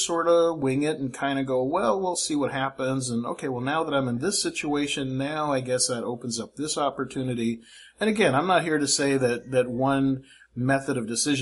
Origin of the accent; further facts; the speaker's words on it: Fairfield, California, United States; moved away as an adult; now in Philippines; when I was a kid growing up in Fairfield, California